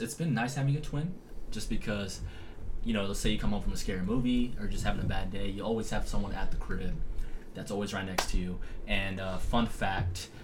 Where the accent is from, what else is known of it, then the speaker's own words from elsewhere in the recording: Las Vegas, Nevada, United States; also born or lived in San Jose, California; From California, we moved to Las Vegas, Nevada when I was five years old.